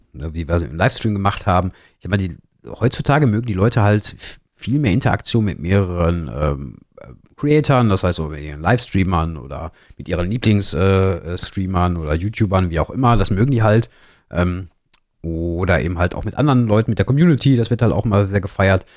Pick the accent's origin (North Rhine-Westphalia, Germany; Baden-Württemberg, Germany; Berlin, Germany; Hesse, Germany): North Rhine-Westphalia, Germany; Ruhr area; komme aus dem, aus dem Pott, ne? wie man auch unschwer hört, glaube ich, so ein bisschen